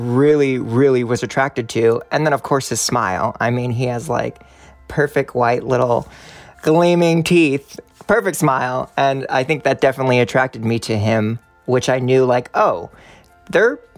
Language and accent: English; Hollywood, Florida, United States; I am from Hollywood, Florida